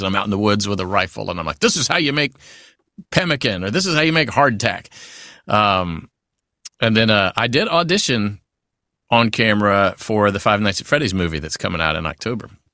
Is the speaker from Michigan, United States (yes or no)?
no; Natchitoches, Louisiana, United States; accent: southern; Steel Magnolias, which is filmed here in, in my hometown where I live in Louisiana